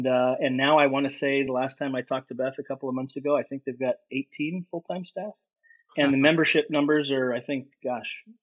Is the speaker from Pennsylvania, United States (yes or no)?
no; Seal Beach, California, United States; I'm born and raised in Orange County, California